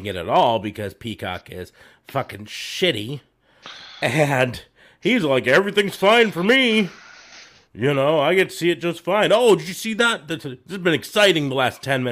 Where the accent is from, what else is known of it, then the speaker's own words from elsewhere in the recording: central Nebraska, United States; my hometown in central Nebraska